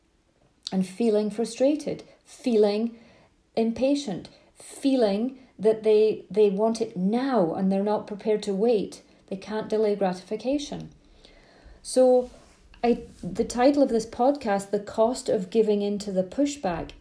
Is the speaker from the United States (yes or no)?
no; Scotland, United Kingdom; I grew up in Scotland, long summer evenings